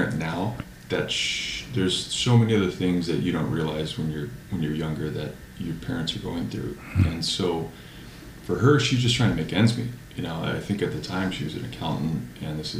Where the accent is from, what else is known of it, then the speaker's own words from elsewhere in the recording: Carpinteria, California, United States; now in Santa Barbara, United States; I come from Carpinteria, which is a small town. Mm-hmm. I live in Santa Barbara now, which is 15 miles away